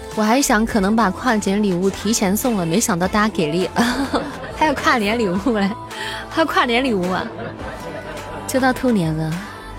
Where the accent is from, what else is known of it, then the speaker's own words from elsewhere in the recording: Northeast China, China; now in Xi'an, China; 我老家东北，但我们在西安呀